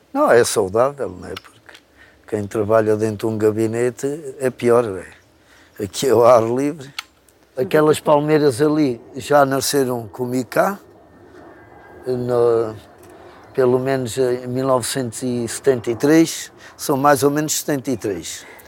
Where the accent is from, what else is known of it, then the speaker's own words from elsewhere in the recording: Tomar, Centro, Portugal; moved away; Eu sou de Tomare. Sou natural de Tomare.